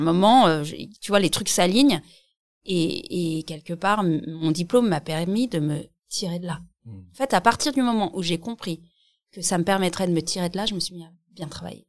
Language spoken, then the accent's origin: French; Alsace, Grand Est, France; on vient d'Alsace